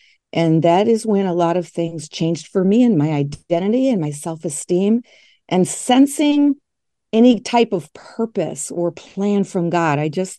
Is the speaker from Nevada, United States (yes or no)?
no; Grand Rapids, Michigan, United States; I'm still in West Michigan. I grew up here in West Michigan in a very conservative and religious community called Grand Rapids.